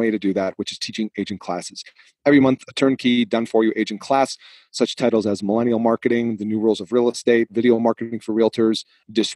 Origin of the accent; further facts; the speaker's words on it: Massachusetts, United States; moved away; when I grew up in Massachusetts, I had lots of friends